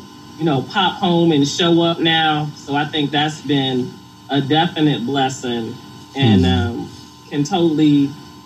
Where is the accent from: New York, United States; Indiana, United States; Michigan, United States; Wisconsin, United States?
Michigan, United States; Detroit; born and raised Detroit